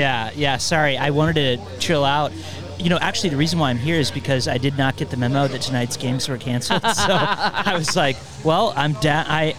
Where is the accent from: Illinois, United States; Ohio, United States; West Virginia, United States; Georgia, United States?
Ohio, United States; also born or lived in Indiana; now in Indianapolis, United States; I grew up in Ohio and was briefly a Cincinnati Bengals fan. But ever since I came to Indiana